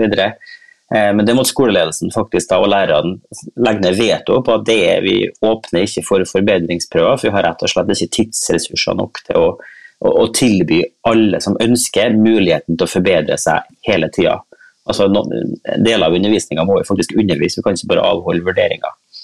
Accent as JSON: {"language": "Norwegian", "town": "Kristiansund", "region": "Møre og Romsdal", "country": "Norway", "tie": "born or raised there", "moved": "yes", "said": "jeg er nå en sånn oljeunge fra en oljeby. Ja. Eh, så jeg kommer jo fra Kristiansund"}